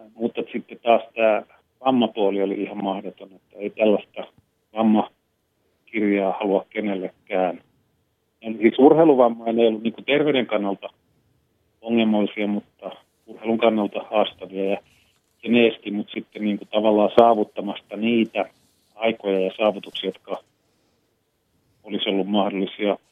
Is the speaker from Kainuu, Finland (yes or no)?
no; Lappeenranta, South Karelia, Finland; also born or lived in Imatra; kun muutimme Imatralta Lappeenrantaan